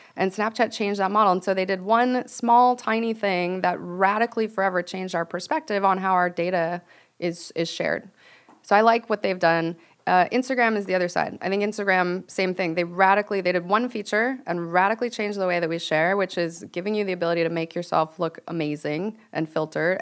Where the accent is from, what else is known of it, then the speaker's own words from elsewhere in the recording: Venice, California, United States; I'm from Venice